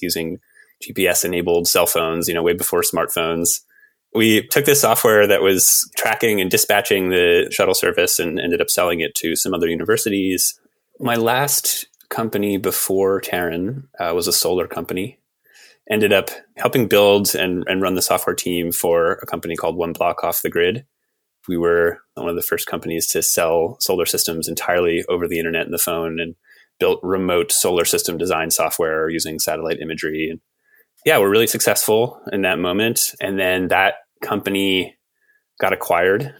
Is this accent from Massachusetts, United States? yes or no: yes; Western Massachusetts, United States; I grew up in Western Massachusetts.